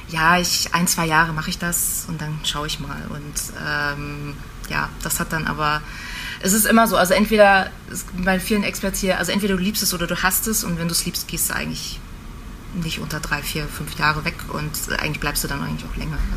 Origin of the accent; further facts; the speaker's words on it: Greifswald, Mecklenburg-Vorpommern, Germany; ich komme ursprünglich aus Greifswald, äh, äh, an der schönen Ostsee